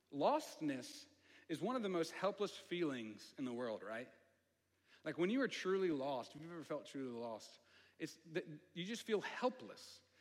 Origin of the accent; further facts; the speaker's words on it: the South, United States; accent: southern; I get a little country, my, my southern accent comes out a little bit